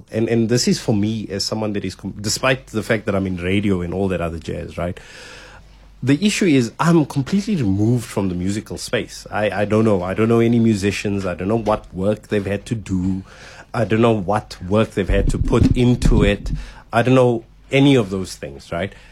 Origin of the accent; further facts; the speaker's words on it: South Africa; some of them still having their roots in really ugly parts of being South African